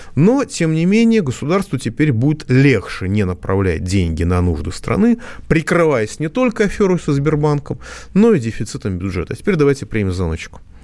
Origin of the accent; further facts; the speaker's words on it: Moscow, Russia; я как москвич